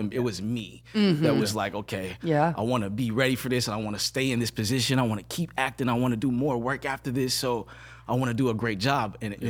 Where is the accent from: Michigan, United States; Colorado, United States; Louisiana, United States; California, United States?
Michigan, United States; Flint; I'm from Flint, Michigan. I know I'm young. I'm 12, 13.